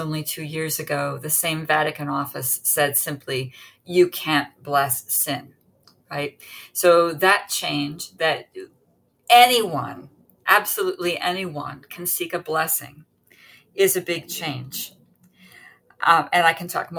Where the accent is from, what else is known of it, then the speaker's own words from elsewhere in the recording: United States; I'm an American